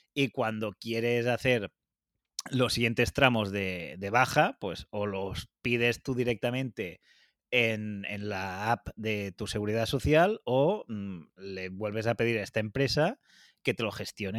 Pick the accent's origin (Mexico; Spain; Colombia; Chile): Spain; Catalonia; los dos somos autónomos catalanes